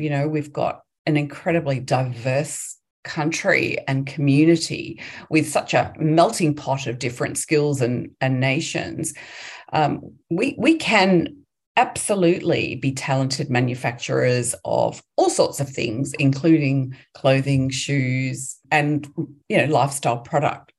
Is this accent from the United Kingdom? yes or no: yes; England, United Kingdom; moved away as an adult; now in Australia; I grew up in England, um, in the UK, and uh, moved to Australia as an 18 year old